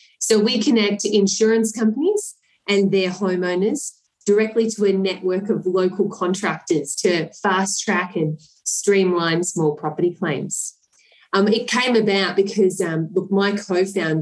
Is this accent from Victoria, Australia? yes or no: yes; Melbourne, Victoria, Australia; I actually grew up in the eastern suburbs, so in Mitcham